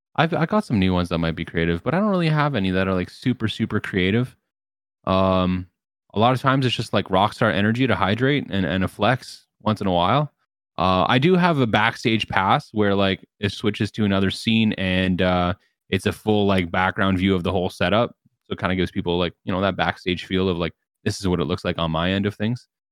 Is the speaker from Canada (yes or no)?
yes; Canada; I'm Canadian